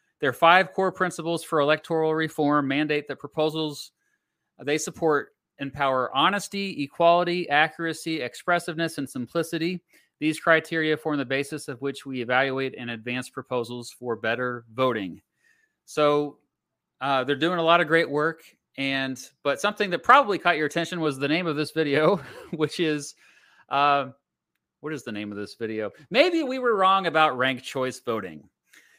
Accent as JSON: {"language": "English", "country": "United States", "said": "I am an American, in case you didn't know. I live in the United States of America."}